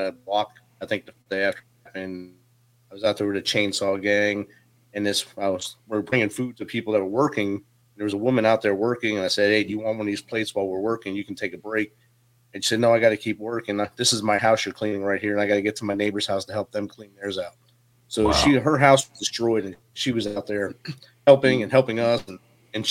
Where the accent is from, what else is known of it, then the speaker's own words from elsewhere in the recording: New Jersey, United States; moved away as an adult; now in Clarksville, United States; Joined the Army in 1993 after growing up in Jersey